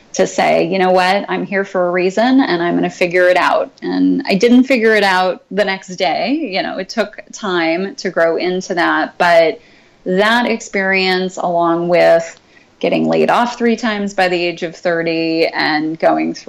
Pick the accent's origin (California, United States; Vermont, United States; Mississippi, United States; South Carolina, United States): California, United States; San Luis Obispo County; I grew up in San Luis Obispo County, uh-huh. up on the central coast of California.